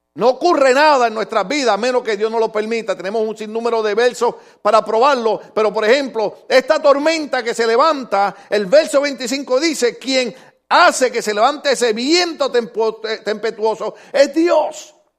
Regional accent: Puerto Rico; En mi país hay un lugar, una islita que se llama Caja de Muertos

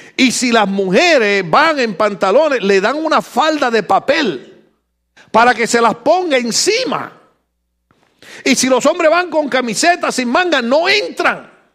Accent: Puerto Rico; moved away; yo como boricua

